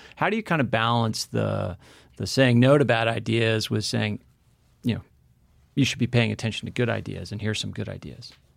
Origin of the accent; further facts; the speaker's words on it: New England, United States; I grew up in New England